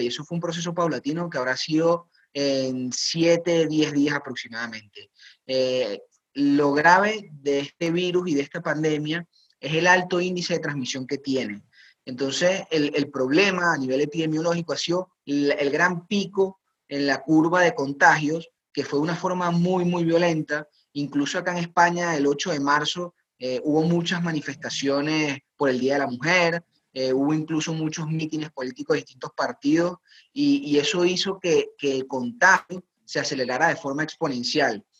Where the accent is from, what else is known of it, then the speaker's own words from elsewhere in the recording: Venezuela; moved away as an adult; now in Spain; Como médico venezolano, crecí en una estructura eh, sanitaria bastante precaria